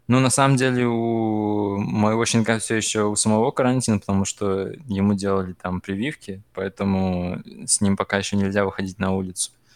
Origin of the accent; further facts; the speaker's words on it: Khimki, Moscow Oblast, Russia; я из Химок